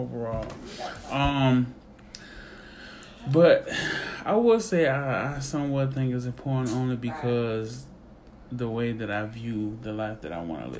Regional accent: Georgetown County, South Carolina, United States; I'm from Georgetown County, South Carolina, where we don't got shit else to do but play basketball and fight.

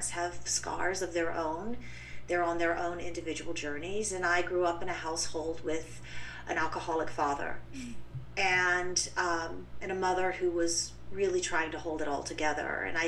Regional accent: England, United Kingdom; born there; You know, I would have to start way back in England. I was born in the United Kingdom.

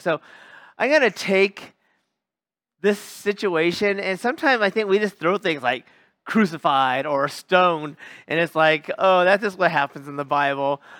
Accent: United States; also born or lived in Oakland, California; we can relate to any of this as American Christians

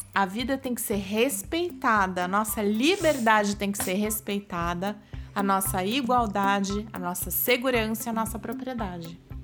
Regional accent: Brazil; enquanto brasileiros

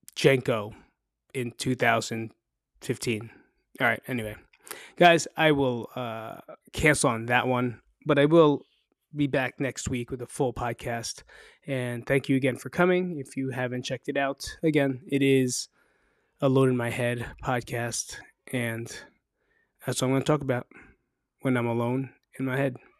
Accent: New Jersey, United States; moved away as an adult; now in Las Vegas, United States; I'm from New Jersey

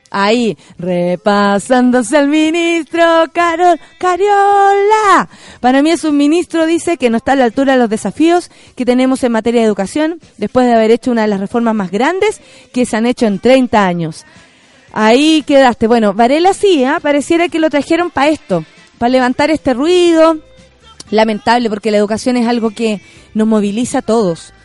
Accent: Santiago, Santiago Metropolitan Region, Chile; personas como nosotros, que nacimos en San Miguel, en Pedro Aguirre Cerda, en Santiago Centro

